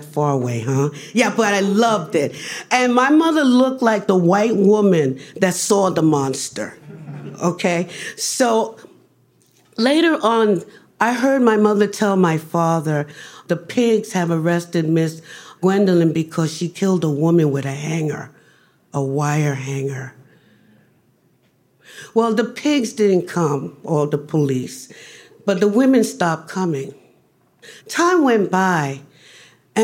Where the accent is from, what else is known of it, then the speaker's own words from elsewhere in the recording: New York City, New York, United States; I grew up in the Barrios. That's east, that was Spanish Harlem